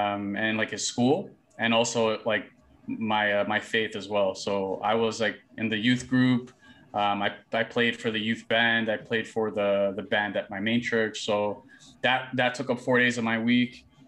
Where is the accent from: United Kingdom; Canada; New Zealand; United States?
Canada; Toronto, Ontario; also born or lived in Brampton; From grade seven to eight in Toronto, and then from grade 8 to 9 had that transition to Brampton.